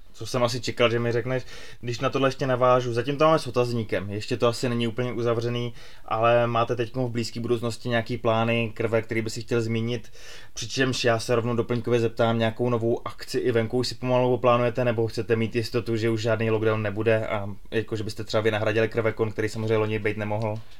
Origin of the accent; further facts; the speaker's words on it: Czechia; my, jako Češi